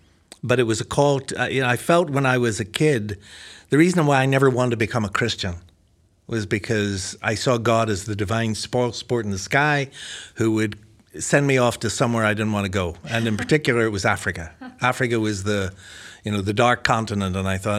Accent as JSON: {"language": "English", "country": "Ireland", "accent": "combination of American and Irish", "said": "it's a combination of American accent and an Irish accent, I think."}